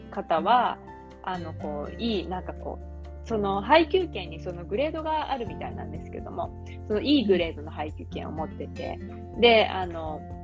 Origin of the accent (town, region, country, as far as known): Kagawa, Japan; born or raised there; moved away as an adult; now in Australia